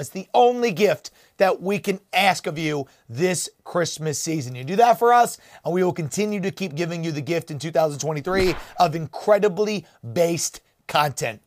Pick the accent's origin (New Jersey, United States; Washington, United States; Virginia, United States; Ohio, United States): New Jersey, United States; my home state of New Jersey